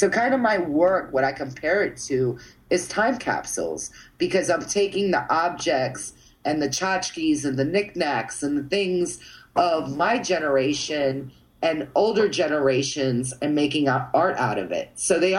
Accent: Florida, United States; We grew up together in Florida, in Central Florida together, and I was a surfer, and she was a skateboarder.

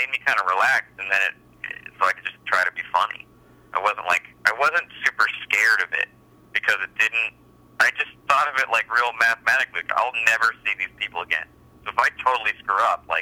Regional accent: La Crescenta, California, United States; I grew up in La Crescenta

